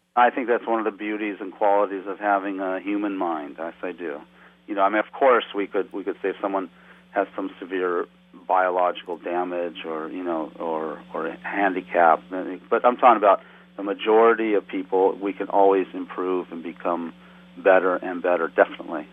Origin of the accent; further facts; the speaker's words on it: West Coast, United States; moved away as an adult; also born or lived in Nepal; as a young person growing up on the West Coast